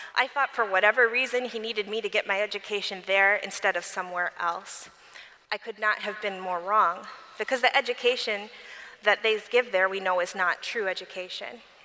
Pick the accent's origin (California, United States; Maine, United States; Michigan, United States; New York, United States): Michigan, United States; Berrien Springs; I grew up in Berrien Springs, Michigan, at Andrews University with Adventist parents